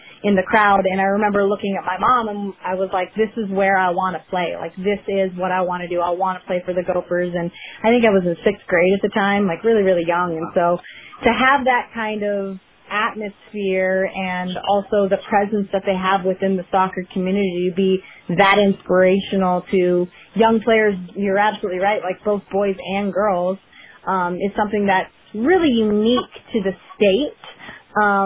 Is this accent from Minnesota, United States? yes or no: yes; Minnesota, United States; I grew up in Minnesota